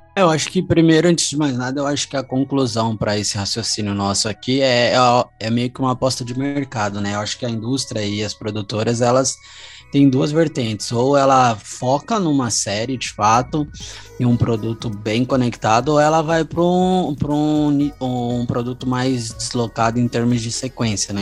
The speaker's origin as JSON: {"language": "Portuguese", "country": "Brazil", "said": "como brasileiro"}